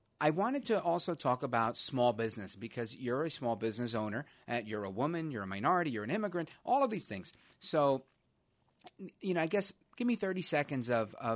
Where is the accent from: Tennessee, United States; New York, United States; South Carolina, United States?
New York, United States; New York City; I'm from Brooklyn.